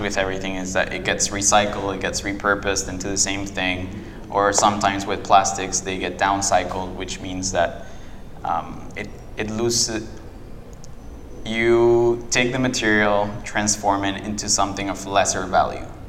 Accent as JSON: {"language": "English", "town": "Guatemala City", "region": "Guatemala Department", "country": "Guatemala", "tie": "born or raised there", "second_language": "English", "said": "I was born and raised in Guatemala City."}